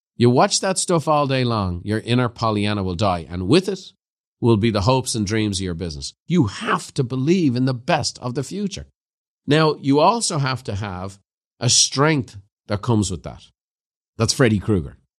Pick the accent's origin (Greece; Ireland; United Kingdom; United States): Ireland; growing up in Ireland, I had a Christian brother teacher